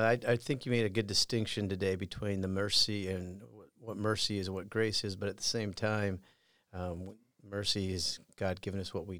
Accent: Iowa, United States; also born or lived in Colorado; I did. I grew up in Southern Iowa, born in Colorado, but I went to four different high schools and a couple different colleges

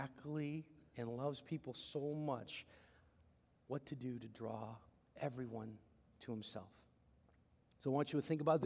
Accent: Philippines; I'm such a Filipino

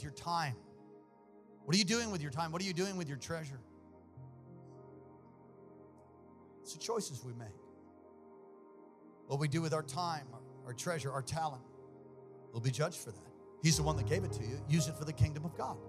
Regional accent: United States; I'm an American

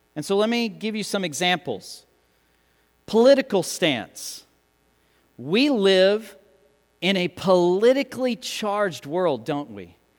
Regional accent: United States; us as Americans, as English speakers

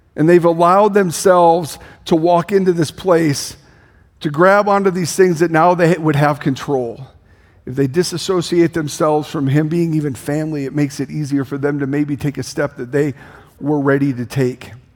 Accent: Denison, Iowa, United States; I grew up in Denison, Iowa.

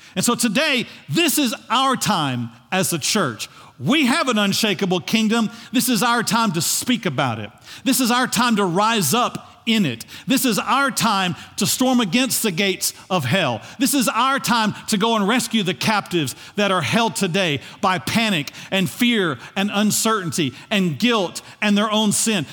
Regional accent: United States; we, as American citizens, have a right

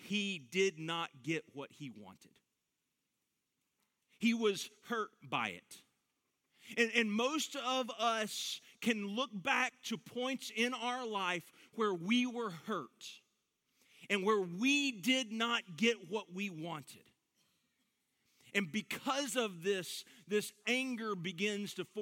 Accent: Dallas–Fort Worth Metroplex, Texas, United States; I grew up in the Metroplex

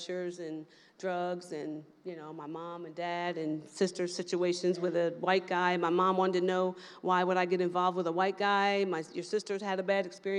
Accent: Salem, New Jersey, United States; I was born in Salem, New Jersey. There was 10 of us in the household

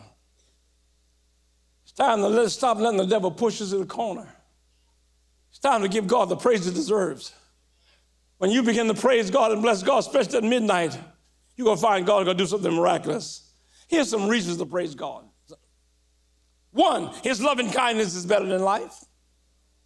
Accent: Louisiana, United States; When I was growing up in Louisiana

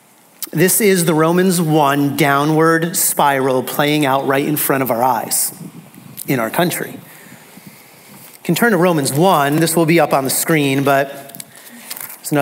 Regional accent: United States; American Christians

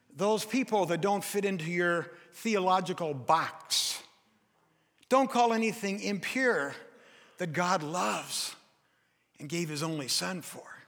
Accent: United States; I'm from America

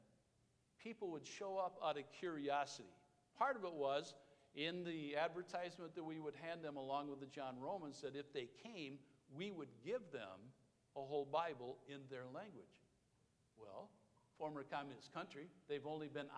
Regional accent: Wisconsin, United States; We're from Wisconsin.

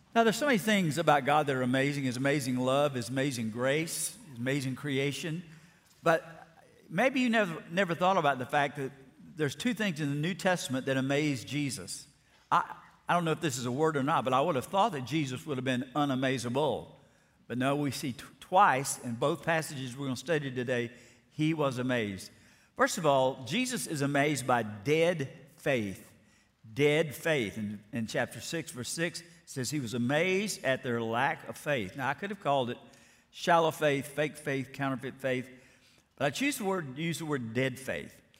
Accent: Alabama, United States; moved away; I grew up in First Baptist Church, Florida, Alabama

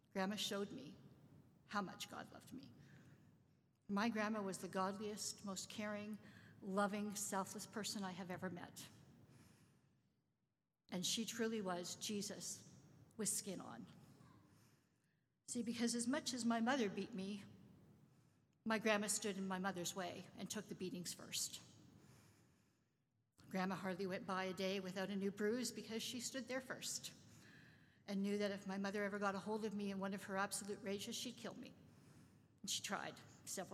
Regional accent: Winnipeg, Manitoba, Canada; also born or lived in London, Ontario; we moved from London, Ontario to Winnipeg to live with a person I had never

